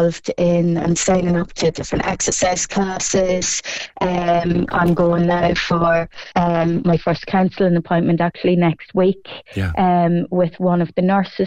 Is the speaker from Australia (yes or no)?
no; Cork, Munster, Ireland; my hometown of Colleville and Cross Midland